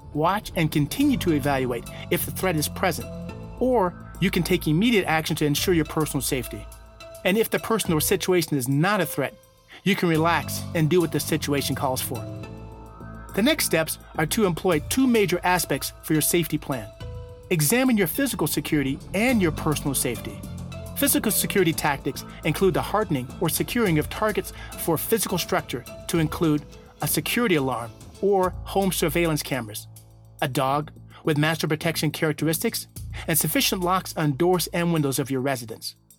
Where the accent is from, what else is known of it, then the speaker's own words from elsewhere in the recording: Reno, Nevada, United States; my hometown of Reno, Nevada